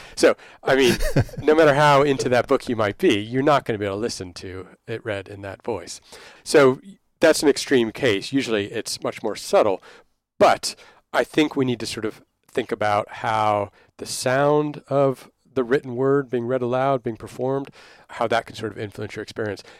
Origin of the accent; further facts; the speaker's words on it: Dallas, Texas, United States; now in London, United Kingdom; I grew up in Dallas there